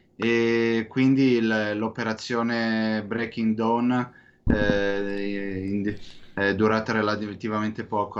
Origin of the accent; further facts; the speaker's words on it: San Donato Milanese, Lombardy, Italy; now in Israel; non sono proprio milanese quanto di Sa-, San Donatese di San Donato Milanese